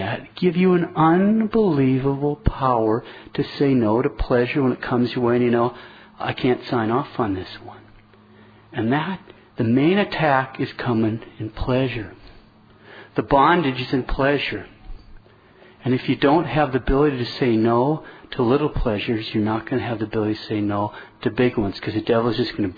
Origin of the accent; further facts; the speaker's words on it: Montana, United States; I'm from Montana.